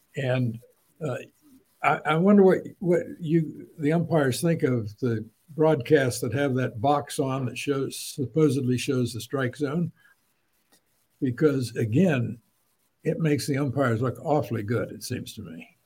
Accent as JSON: {"language": "English", "town": "Champaign", "region": "Illinois", "country": "United States", "tie": "born or raised there", "said": "I grew up in Champaign, Illinois"}